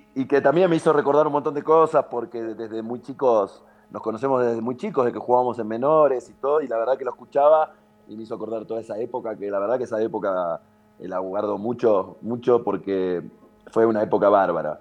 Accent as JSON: {"language": "Spanish", "town": "Villa Ballester", "region": "Buenos Aires Province", "country": "Argentina", "said": "Ballester, San Martín, que es de donde soy yo."}